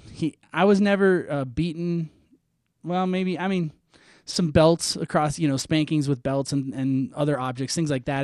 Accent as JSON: {"language": "English", "region": "Minnesota", "country": "United States", "tie": "born or raised there", "said": "I'm from Minnesota. I grew up in Minnesota"}